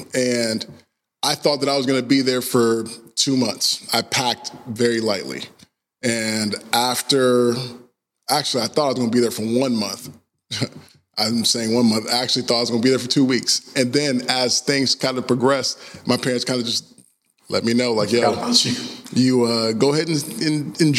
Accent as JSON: {"language": "English", "region": "Georgia", "country": "United States", "tie": "born or raised there", "said": "But growing up in Georgia, I had you know, as I started to get older, I just got involved in different stuff, wrong friends, people, having a good time."}